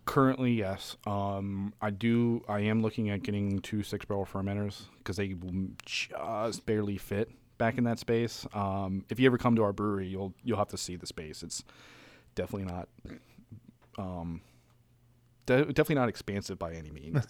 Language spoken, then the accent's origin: English; Frederick, Maryland, United States